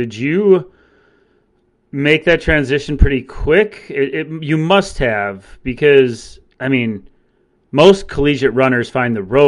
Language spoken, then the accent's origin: English; Green Bay, Wisconsin, United States; I'm from Green Bay, Wisconsin, and I got heavily recruited by UW Green Bay.